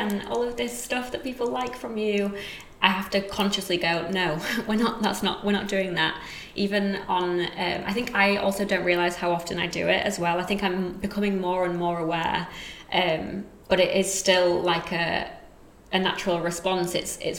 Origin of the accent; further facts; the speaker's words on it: Yorkshire and the Humber, United Kingdom; accent: Yorkshire; Even my accent is kind of a whole host of different ones, because it's a bit of Yorkshire where I'm from, a bit of the school that I went to, a bit of where I'm living now.